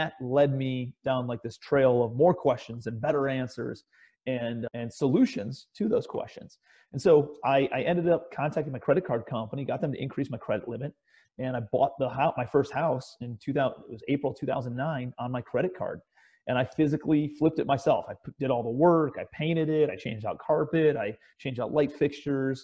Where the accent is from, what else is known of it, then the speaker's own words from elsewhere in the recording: Cleveland, Ohio, United States; I'm a kid from Cleveland, Ohio, raised in the suburbs.